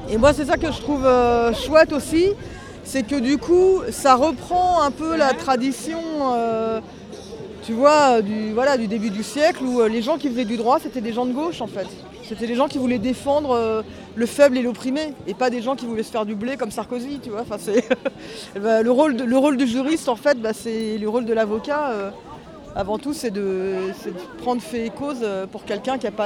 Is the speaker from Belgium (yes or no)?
no; Paris, Île-de-France, France; Euh, voilà, j'ai 52 ans, euh, je suis parisienne et plasticienne.